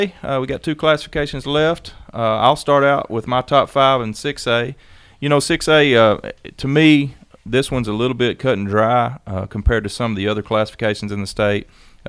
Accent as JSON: {"language": "English", "town": "Greenbrier", "region": "Arkansas", "country": "United States", "said": "we're both from Greenbrier."}